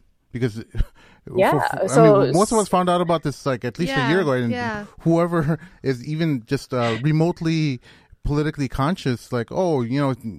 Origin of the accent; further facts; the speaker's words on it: India; because I'm Indian and not very Bosnian looking at all, nor do I know any Bosnians, but you know, we're Muslims and we have this connection to our global Muslim community.